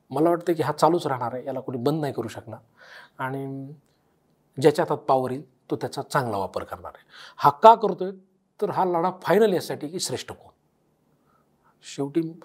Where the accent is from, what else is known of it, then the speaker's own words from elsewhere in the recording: Beed district, Maharashtra, India; बीड जिल्ह्यात आमच्या जिल्ह्यात